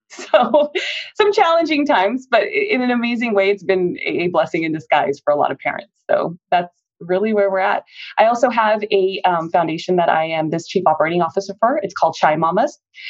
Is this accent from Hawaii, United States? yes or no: no; Cerritos, California, United States; also born or lived in Santa Monica, California / Orange County, California / India; I'm born and raised Southern California girl. I was born in Santa Monica. I was raised in Cerritos, California. I'm an Orange County raised girl. And I went to school here in Anaheim Hills and again, then went to high school out here.